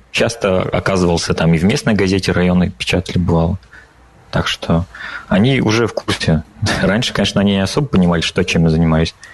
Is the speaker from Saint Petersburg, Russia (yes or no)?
no; Kez, Udmurtia, Russia; now in Riga, Latvia; Э, я родом с э, Северной Удмуртии. Э, это 180 километров от Ижевска, поселок Кес. Если вы слышали про такое.